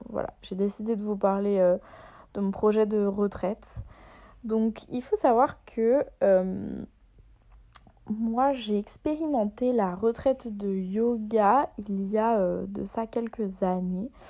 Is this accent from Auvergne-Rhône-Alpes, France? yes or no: yes; Auvergne-Rhône-Alpes, France; La honte, parce que moi je viens de Haute-Savoie et je ne sais pas euh, faire la différence pour Flaine.